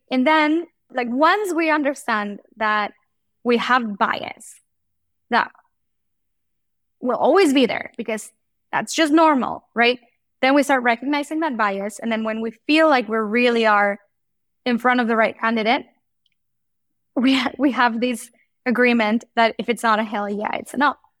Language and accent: English; Mexico; moved away; I grew up in Mexico